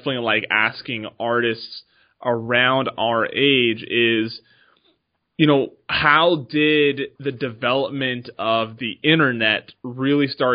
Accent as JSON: {"language": "English", "region": "West Coast", "country": "United States", "said": "I'm from the West Coast"}